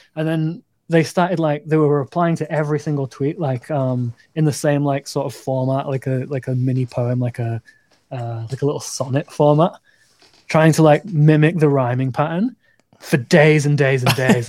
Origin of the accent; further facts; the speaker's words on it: north of England, United Kingdom; I'm English. I'm from the north of England